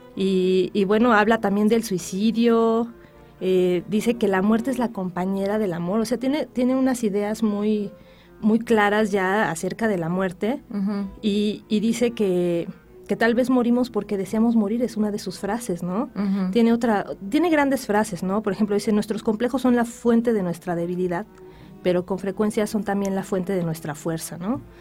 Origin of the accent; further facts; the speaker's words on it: Mexico; soy mexicana